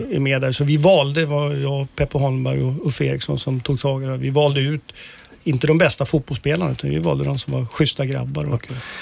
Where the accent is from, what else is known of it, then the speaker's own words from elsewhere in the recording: Uppsala, Uppsala County, Sweden; Jag kommer ju från Uppsala och jag har en klasskompis som eh, eh jag gick årskurs 1 till 9 gjorde jag och han